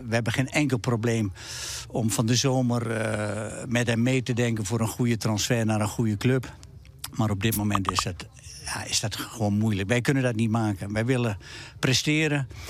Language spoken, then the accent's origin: Dutch; eastern Netherlands, Netherlands; Ik kom ook uit het Oosten